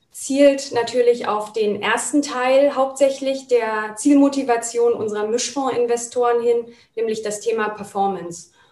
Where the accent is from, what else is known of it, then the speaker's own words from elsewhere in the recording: Berlin, Germany; Und als ich wieder in meine Heimatstadt nach Berlin zurückgekehrt bin